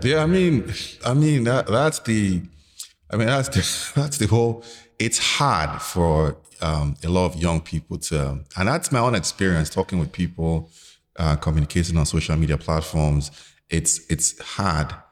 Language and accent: English; Lagos, Nigeria; growing up in Lagos in the nineties